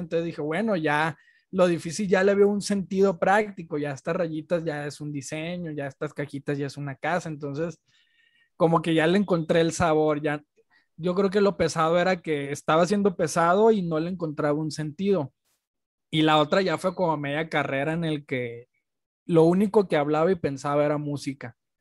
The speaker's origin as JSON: {"language": "Spanish", "town": "Culiacán", "region": "Sinaloa", "country": "Mexico", "moved": "as an adult", "lives_now": "Guadalajara, Mexico", "said": "yo soy de Culiacán y estudié en Guadalajara"}